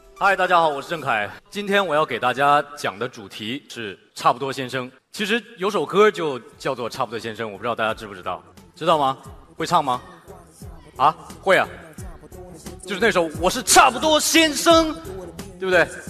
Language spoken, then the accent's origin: Chinese; Shanghai, China; 可能因为我是一个上海人